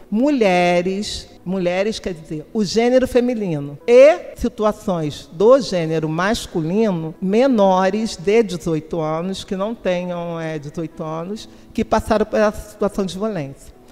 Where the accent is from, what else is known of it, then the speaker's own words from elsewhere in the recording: Rio de Janeiro, Brazil; Eu sou de Campo Grande, nascida lá, Campo Grandense, que é o bairro mais populoso de toda a América Latina